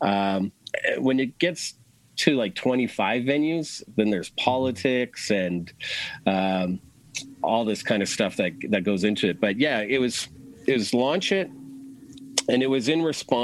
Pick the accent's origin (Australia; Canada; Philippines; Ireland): Canada; Edmonton, Alberta; moved away as an adult; now in Toronto, Canada; I grew up in Edmonton. We moved to Toronto